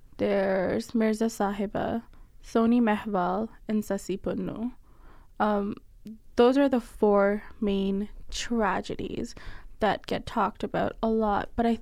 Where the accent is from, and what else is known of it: Faisalabad, Punjab, Pakistan; born or raised there